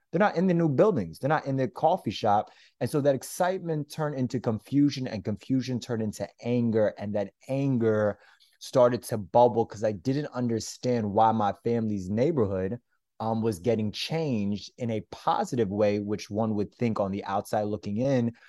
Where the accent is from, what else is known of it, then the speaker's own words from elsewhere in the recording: Florida, United States; I'm actually originally from Florida, but my family's from Brooklyn.